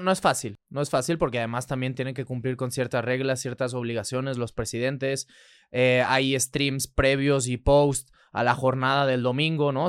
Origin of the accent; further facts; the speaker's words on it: Barcelona, Catalonia, Spain; moved away as an adult; Yo soy nacido allá, soy nacido en Barcelona